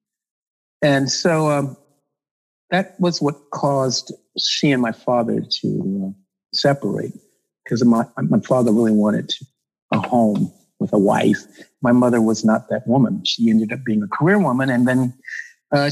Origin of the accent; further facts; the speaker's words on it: Los Angeles, California, United States; I was born